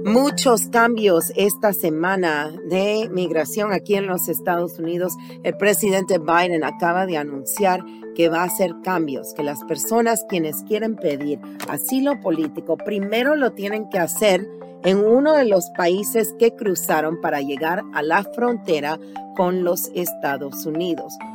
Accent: Panama; now in United States; yo soy originalmente de Panamá

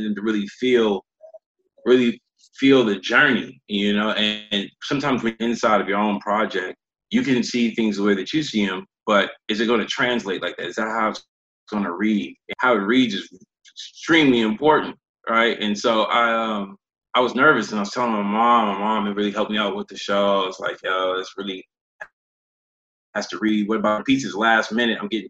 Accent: Oakland, California, United States; also born or lived in Los Angeles; I'm from Maxwell Park

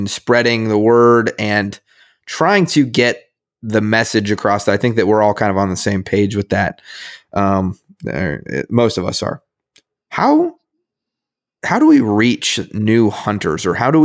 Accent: Kansas and Nebraska, United States; Growing up in Kansas and Nebraska

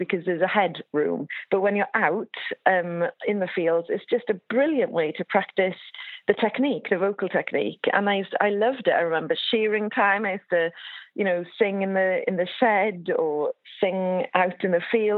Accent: West Wales, United Kingdom; I grew up on a farm in West Wales, sheep and also beef. But I grew up being Welsh

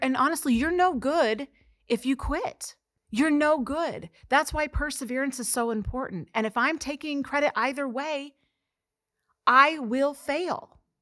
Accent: Mexico, Missouri, United States; I'm from Mexico, Missouri

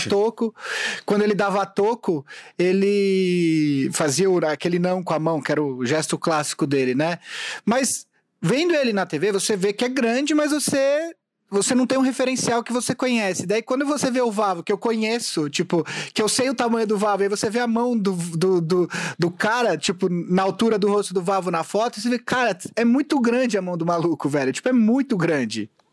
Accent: São Paulo, Brazil; also born or lived in Vila Mariana, São Paulo; é Vila Mariana by way of Vila Mascote, que é onde eu fui criado

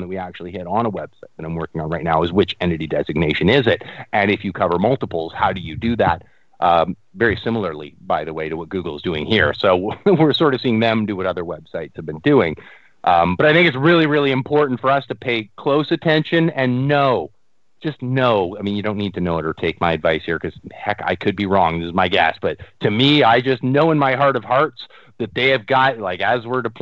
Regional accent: Canada; I'm a Canadian up here

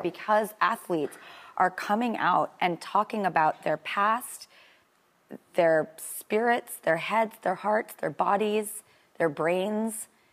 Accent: California, United States; I'm from California. I don't know if you can tell by my accent.

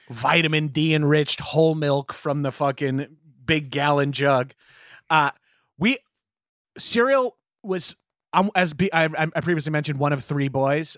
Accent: Long Island, New York, United States; I'm from Long Island, very mall culture, uh, heavy

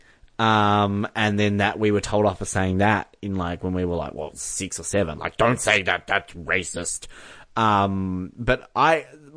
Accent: Australia; I'm Australian. I'm proud of it.

